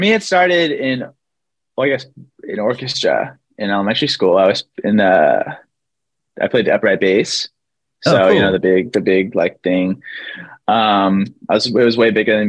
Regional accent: Kent, Washington, United States; moved away as an adult; also born or lived in Arizona; now in Los Angeles, United States; I was born and raised in a place called Kent, Washington.

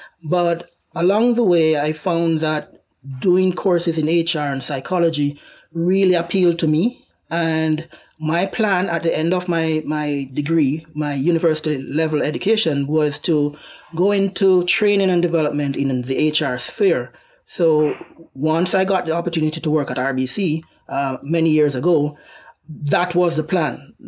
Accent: Jamaica; Well, so where do I start? The beauty of my upbringing, where my journey started, is that we had the opportunity to aspire to greatness. We have a rich culture of achievement. We have international reggae ambassadors.

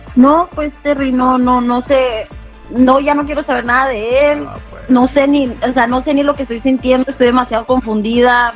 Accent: Mexicali, Baja California, Mexico; now in United States; Yo vivo acá en Estados Unidos y nosotros soy originaria de Mexicali

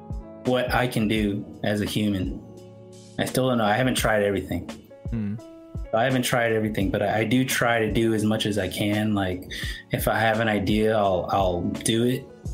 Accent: Philippines; And I'm Filipino, so recently people have been saying it's actually in the Philippines.

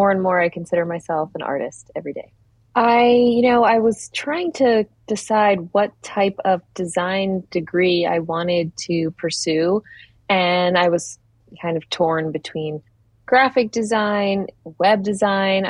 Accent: Philadelphia, Pennsylvania, United States; I grew up in Philadelphia. I'm a first-generation American

